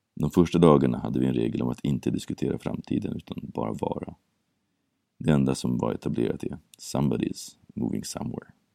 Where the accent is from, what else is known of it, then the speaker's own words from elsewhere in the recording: Sweden; accent: Swedish; min svenska brytning som lyser igenom allt som oftast